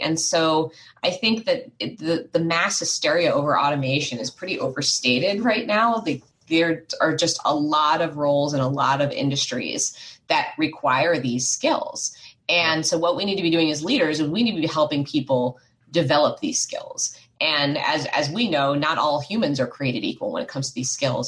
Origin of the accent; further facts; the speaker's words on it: United States; I was growing up outside of Washington, D.C., in the States